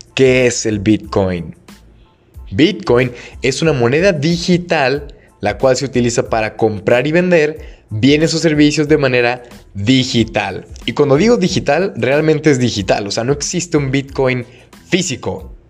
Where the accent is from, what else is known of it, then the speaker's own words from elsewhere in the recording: Guadalajara, Jalisco, Mexico; aquí en Guadalajara, bueno, no sé si saben, soy de Guadalajara.